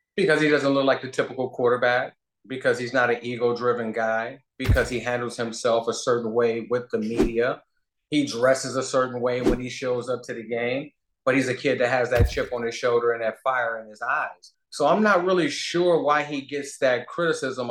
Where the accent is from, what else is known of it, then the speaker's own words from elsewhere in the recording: Cleveland, Ohio, United States; I'm from Cleveland. I'm a Midwest guy.